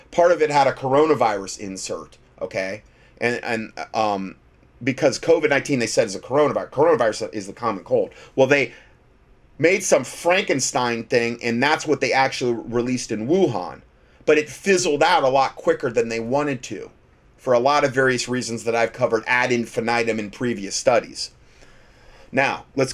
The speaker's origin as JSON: {"language": "English", "town": "Fort Myers", "region": "Florida", "country": "United States", "tie": "born or raised there", "said": "That's my hometown. Fort Myers, Florida."}